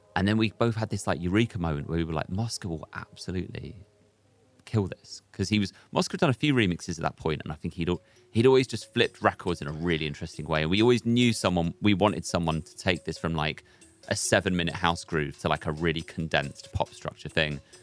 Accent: London, United Kingdom; also born or lived in Aberdeen; I grew up in London. I grew up in Hackney

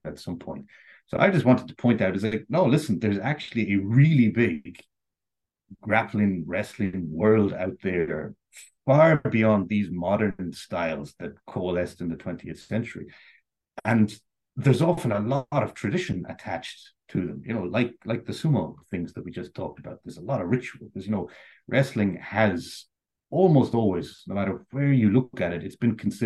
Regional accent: Sligo, Connacht, Ireland; growing up, I grew up in Sligo.

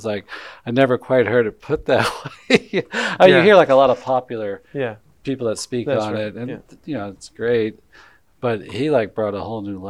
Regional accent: North Alabama, United States; I grew up in North Alabama. You know, there's no real Catholic culture or anything

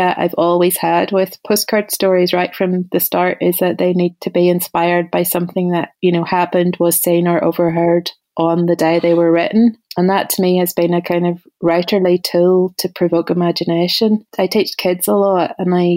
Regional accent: Ballymena, Northern Ireland, United Kingdom; moved away as an adult; also born or lived in United States; whenever you grew up in Ballymena in the 80s.

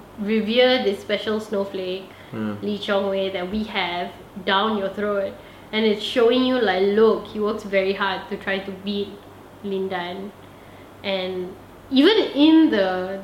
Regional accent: Malaysia; I'm Malaysian.

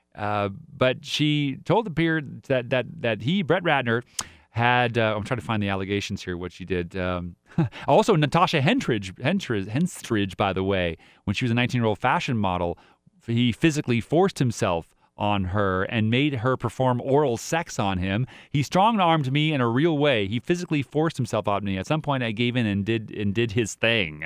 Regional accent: United States; I'm all American. We're all, all American if you're born here

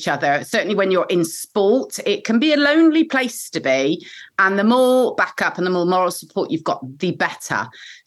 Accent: Bristol, South West England, United Kingdom; I'm a proper Bristolian

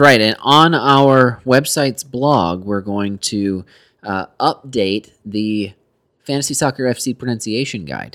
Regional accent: United States; We are so American

